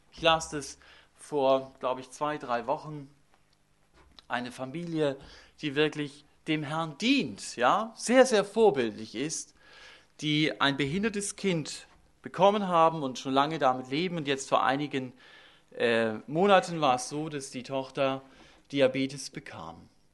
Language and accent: German; Germany; wir als Deutsche